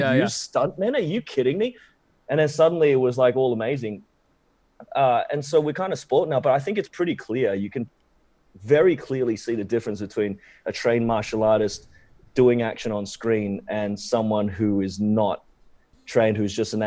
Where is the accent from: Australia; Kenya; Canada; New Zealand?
Australia; accent: Aussie; moved away; Growing up in Australia for an Asian guy